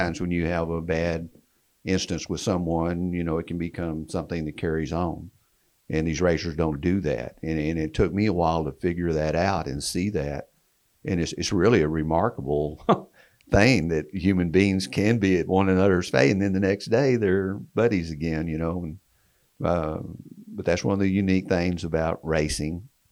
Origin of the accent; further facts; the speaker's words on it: Wichita Falls, Texas, United States; my hometown, Wichita Falls, Texas